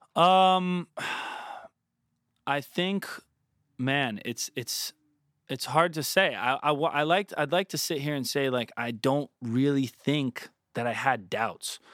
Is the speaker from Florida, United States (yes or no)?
yes; Southwest Florida, United States; growing up in Florida, like, Southwest Florida, on fifteen minutes, twenty minutes from the water